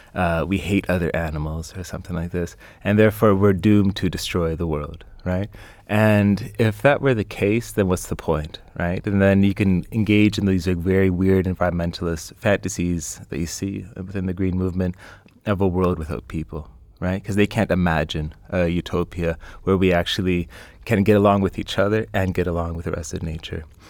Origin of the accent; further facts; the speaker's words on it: Canada; I'm Canadian